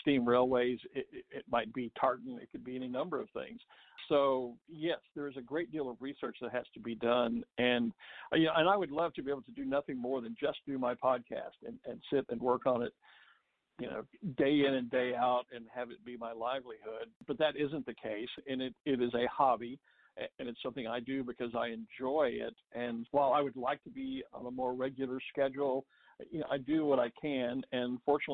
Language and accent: English; Texas, United States; I'm a native Texan, born and raised there